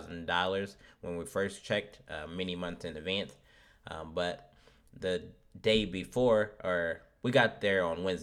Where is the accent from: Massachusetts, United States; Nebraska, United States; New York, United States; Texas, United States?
Nebraska, United States; Omaha; since we're from Omaha, it's a middle city.